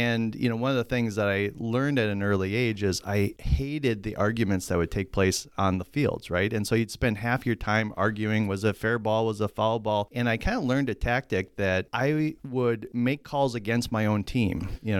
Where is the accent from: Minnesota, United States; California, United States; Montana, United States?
Minnesota, United States; Duluth; yeah, I loved growing up in the Hillside.